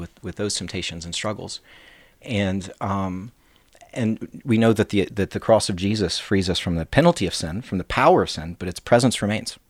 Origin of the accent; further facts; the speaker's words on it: Sod, West Virginia, United States; moved away as an adult; now in Morgantown, United States; I'm, I'm from Lincoln County, West Virginia, born and raised